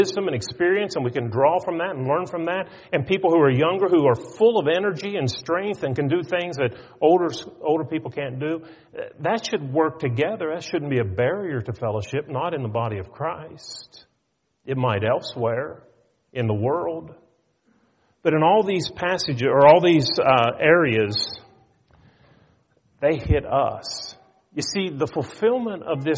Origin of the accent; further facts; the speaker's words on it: north of Pittsburgh, Pennsylvania, United States; We lived north of Pittsburgh